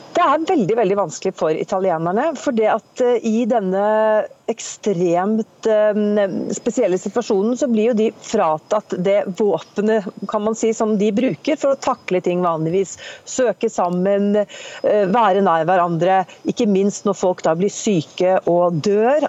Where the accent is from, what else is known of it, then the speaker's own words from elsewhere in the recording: Norway; now in Italy; som nordmann